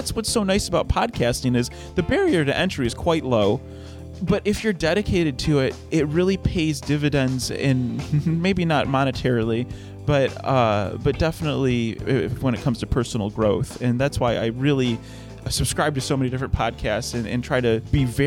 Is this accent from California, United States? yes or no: no; Detroit, Michigan, United States; I'm from the Detroit area, and I've grown up around cars.